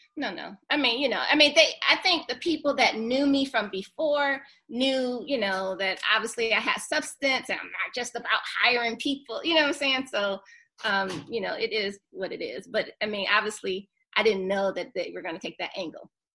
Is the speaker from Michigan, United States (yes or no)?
yes; Detroit, Michigan, United States; moved away as an adult; also born or lived in Seattle, Washington; now in Atlanta, United States; growing up in Detroit